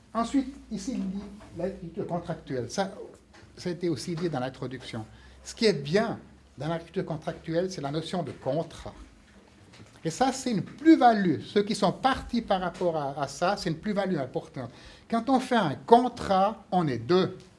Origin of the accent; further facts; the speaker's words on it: Fribourg, Switzerland; je suis fribourgeois